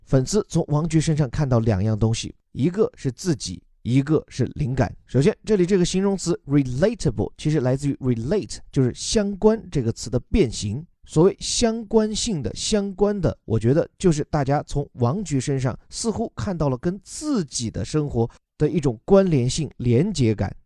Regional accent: China; 作为中国人自己

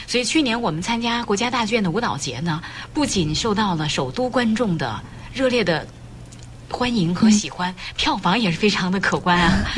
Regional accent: Shanxi, China; 在我们山西太原嗯。袁浩问也是我们山西人

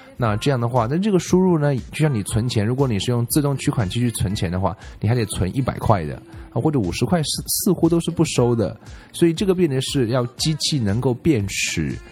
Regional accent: China; 我们中国人

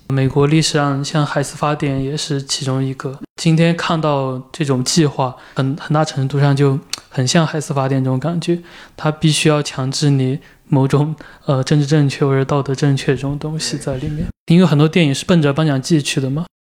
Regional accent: China; 我是一个中国人

